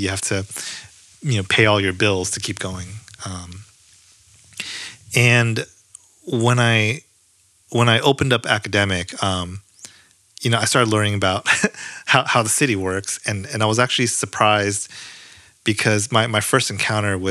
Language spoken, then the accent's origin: English; San Francisco, California, United States; also born or lived in Berkeley / San Jose; I grew up in San Francisco, lived in San Francisco for a long time